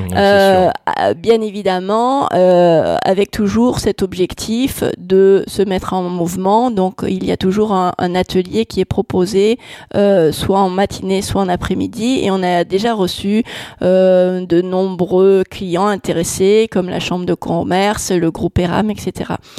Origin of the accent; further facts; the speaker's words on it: Netherlands; now in France; je suis née aux Pays-Bas